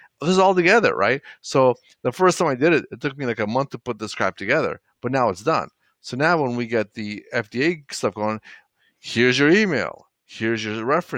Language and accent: English; Toronto, Ontario, Canada; I grew up in Toronto, Canada.